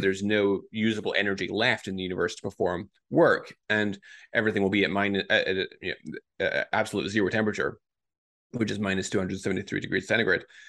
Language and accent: English; Scotland, United Kingdom; moved away as an adult; also born or lived in Newcastle, United Kingdom; now in Boston, United States; I grew up in Scotland.